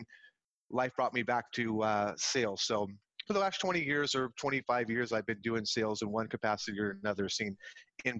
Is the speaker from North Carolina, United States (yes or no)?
no; San Jose, California, United States; I grew up in the Bay Area. I was born in San Jose Hospital